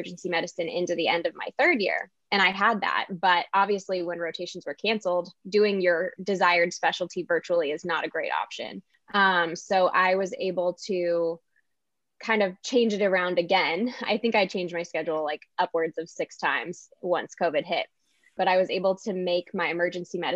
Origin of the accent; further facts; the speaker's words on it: Southern California, United States; moved away as an adult; now in Illinois, United States; I'm from Southern California and came out here to Illinois for medical school